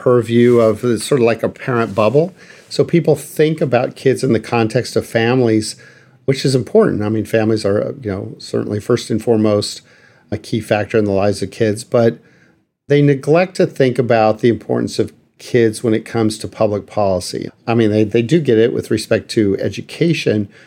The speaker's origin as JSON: {"language": "English", "town": "El Paso", "region": "Texas", "country": "United States", "tie": "born or raised there", "moved": "yes", "lives_now": "Washington, D.C., United States", "said": "I'm originally from El Paso, Texas, and worked there"}